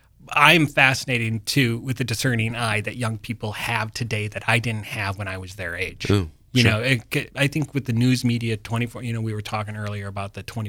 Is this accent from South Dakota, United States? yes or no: yes; Doland, South Dakota, United States; I grew up in Dolan, South Dakota, in rural South Dakota